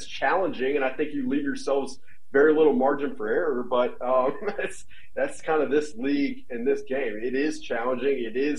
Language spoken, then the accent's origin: English; Alabama, United States; I'm from Alabama.